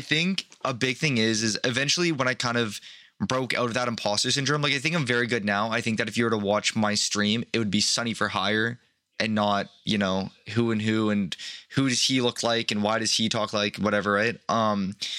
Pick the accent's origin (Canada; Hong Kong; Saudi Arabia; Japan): Canada; I'm Canadian